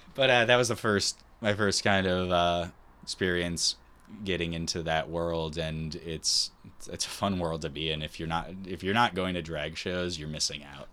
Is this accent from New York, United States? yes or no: yes; New York, United States; we're from New York.